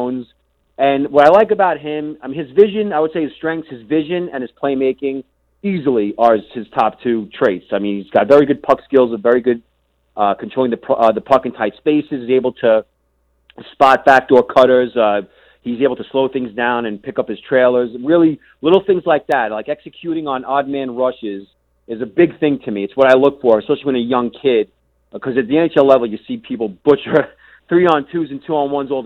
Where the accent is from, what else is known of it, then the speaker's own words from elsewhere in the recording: United States; being an American, I've basically left my country in the dust